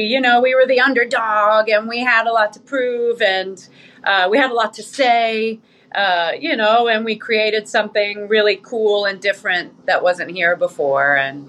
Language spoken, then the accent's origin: English; New York City, New York, United States; moved away as an adult; also born or lived in California; now in Las Vegas, United States; New York. I lived there for the most of my life. But I kind of grew up in foster care. And before that was California. I was born in California, actually, but I moved away from there as a kid. So New York in the house.